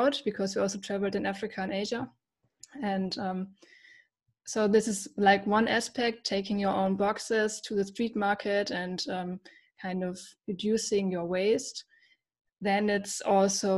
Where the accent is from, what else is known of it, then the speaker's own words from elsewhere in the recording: Germany; I'm from Germany.